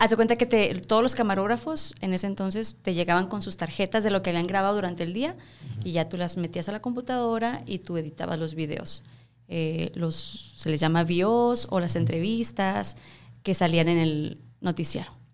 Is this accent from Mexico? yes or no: yes; Cuauhtémoc, Chihuahua, Mexico; moved away as an adult; now in El Paso, United States; Yo soy de Cuauhtémoc, Chihuahua.